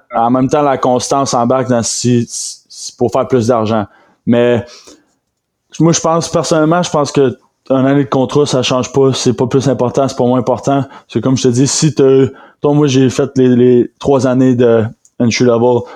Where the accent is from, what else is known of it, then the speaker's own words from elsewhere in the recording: Rimouski, Quebec, Canada; je viens de Rimouski